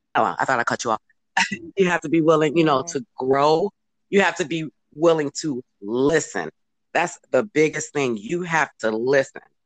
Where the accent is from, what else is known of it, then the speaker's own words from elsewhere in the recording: Chicago, Illinois, United States; moved away as an adult; now in California, United States; we're originally from Cal- uh, Chicago, but we're now here uh, located in California now.